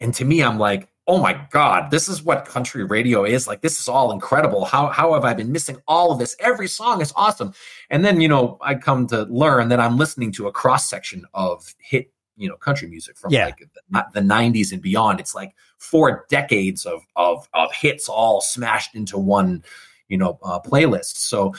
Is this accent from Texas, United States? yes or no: yes; San Antonio, Texas, United States; I'm from San Antonio, Texas, and I'm here to play some country music for y'all.